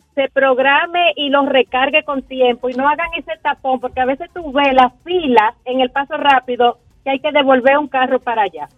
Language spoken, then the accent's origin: Spanish; San Cristóbal, Dominican Republic; Yo soy de San Cristóbal y hasta hace poco yo viajaba diario